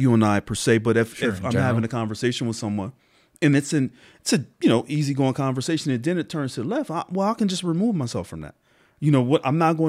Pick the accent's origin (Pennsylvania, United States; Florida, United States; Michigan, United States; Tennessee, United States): Pennsylvania, United States; Harrisburg; I am from Harrisburg. Harrisburg? Born and raised. Yep. Hall Manor, South Side.